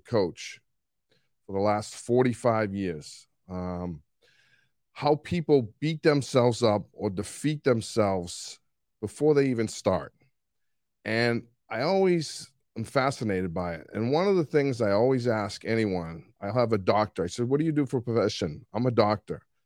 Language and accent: English; Boston, Massachusetts, United States; accent: Boston; moved away; I just got back from two weeks in Boston, and so my accent might be a little stronger than it usually is